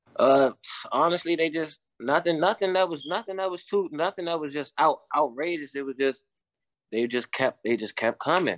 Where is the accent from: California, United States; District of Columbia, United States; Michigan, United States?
District of Columbia, United States; Washington; moved away as an adult; now in West Virginia, United States; I'm from Washington, D C